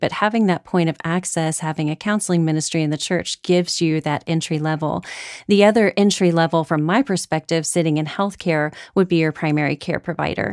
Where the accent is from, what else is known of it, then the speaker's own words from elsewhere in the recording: Houston, Texas, United States; Growing up in Houston, I went to school with some of those astronaut children.